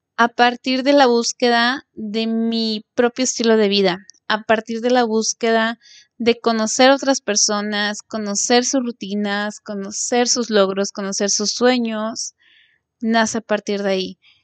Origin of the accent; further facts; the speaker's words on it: Mexico; Soy mexicana